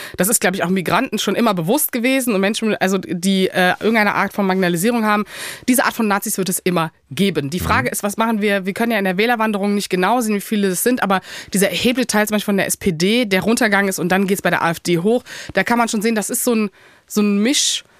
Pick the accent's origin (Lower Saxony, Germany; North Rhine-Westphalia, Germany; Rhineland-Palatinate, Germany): North Rhine-Westphalia, Germany; Cologne; ich komme aus Köln